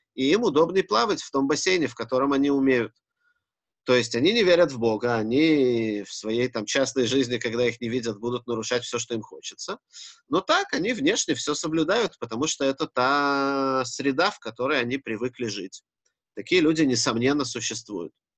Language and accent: Russian; Israel; Я рос в Израиле и в религиозном